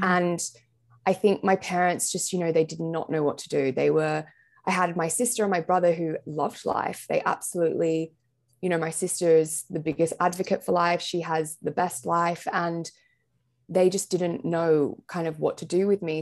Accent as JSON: {"language": "English", "town": "Sydney", "region": "New South Wales", "country": "Australia", "moved": "as an adult", "lives_now": "London, United Kingdom", "said": "I'm from Sydney in Australia, but I've lived here now for just over a year and a half"}